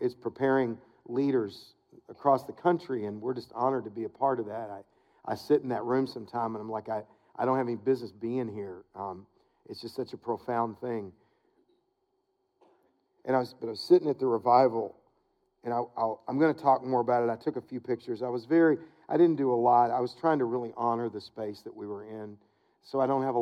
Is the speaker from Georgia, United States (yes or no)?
no; Wilmore, Kentucky, United States; moved away; to Wilmore. It's my hometown